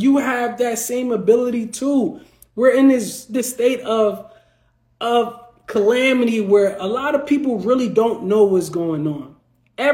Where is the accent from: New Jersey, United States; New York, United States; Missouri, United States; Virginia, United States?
New Jersey, United States; I'm from the Garden State